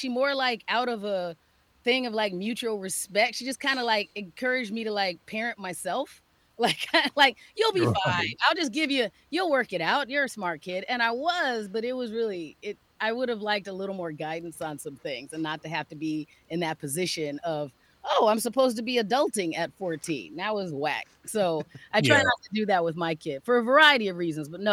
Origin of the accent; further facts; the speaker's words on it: Phoenix, Arizona, United States; moved away as an adult; now in Minnesota, United States; Phoenix, Arizona. Grew up.